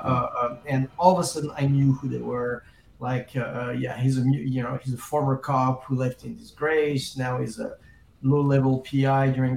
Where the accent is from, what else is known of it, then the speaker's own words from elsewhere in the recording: France; also born or lived in England; now in Los Angeles, United States; I grew up in France. Then I moved to England for a little while. And then I've been in L.A. for 30 years